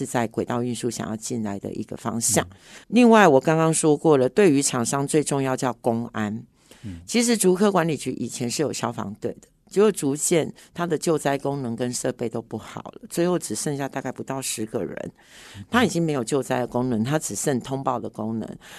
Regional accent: Hsinchu, Taiwan; 我曾经计算过，呃，我们新竹人的 time value 大概啊差不多每分钟每小时是三四百块左右

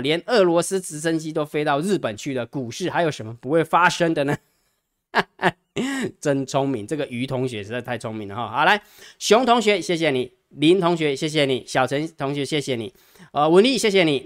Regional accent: Taiwan; 其实我们台湾人哈

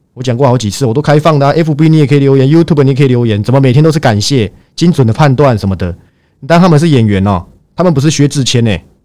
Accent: Taiwan; 因为我不是闽南人，不好意思，我是台湾人

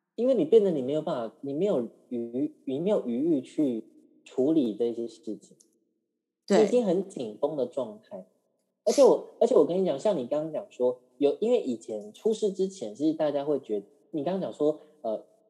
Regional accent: Taiwan; 因为我们台湾人很喜欢跟大陆比较嘛

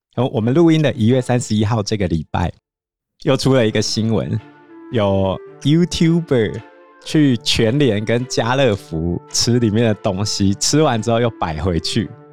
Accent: Zhubei, Hsinchu County, Taiwan; 我家在竹北嘛

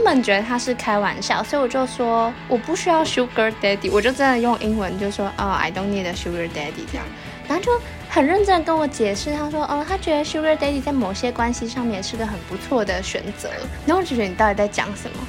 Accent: Taiwan; moved away as an adult; now in Busan, South Korea; 我看到我们会被写成台湾刮胡 China

